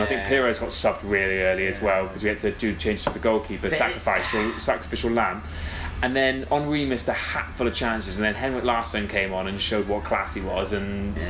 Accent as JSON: {"language": "English", "region": "Wales", "country": "United Kingdom", "tie": "born or raised there", "also_born_or_lived": "Somerset", "said": "I'm from Somerset, and then but I grew up in Wales."}